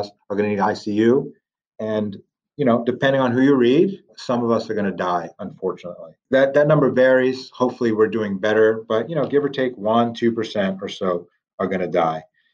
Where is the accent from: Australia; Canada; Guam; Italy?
Italy; moved away; I'm from Italy originally